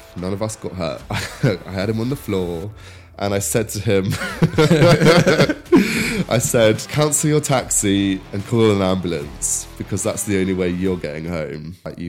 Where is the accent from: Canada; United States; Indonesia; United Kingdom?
United Kingdom; Ruscombe, South East England; so I'm from Reading originally, like the countryside nearby, this little village called Ruscombe. It's near Twyford, and I went to school in Wargrave and then college in Henley.